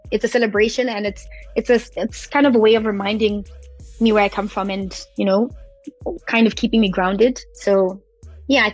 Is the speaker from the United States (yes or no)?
no; Potchefstroom, North West, South Africa; up the road from where I grew up in Potchefstroom